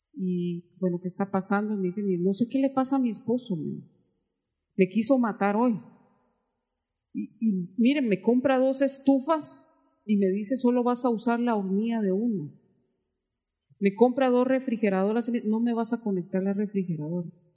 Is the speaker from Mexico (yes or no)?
no; Guatemala; entré a trabajar a, tribunales de justicia en mi país